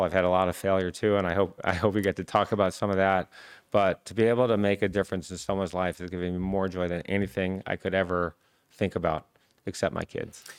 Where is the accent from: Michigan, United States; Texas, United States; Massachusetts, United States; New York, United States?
Michigan, United States; I grew up in Michigan